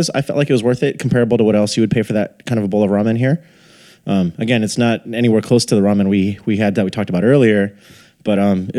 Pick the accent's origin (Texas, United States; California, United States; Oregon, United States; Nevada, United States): California, United States; Sacramento; also born or lived in Bay Area; growing up in Sacramento, we had a bunch of them.